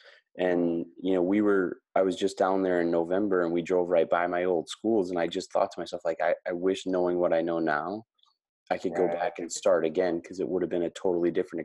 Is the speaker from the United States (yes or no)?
yes; Wisconsin, United States; moved away as an adult; also born or lived in Houston; I grew up in Wisconsin, you know, very sheltered.